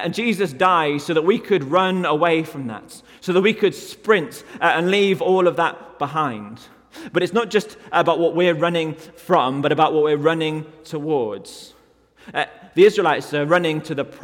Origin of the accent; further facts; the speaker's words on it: United Kingdom; I'm from the UK